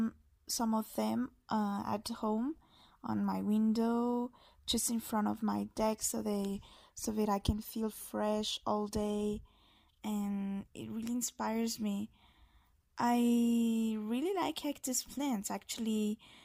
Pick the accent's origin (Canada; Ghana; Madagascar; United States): Madagascar; English is a second language; I'm an illustrator from Madagascar.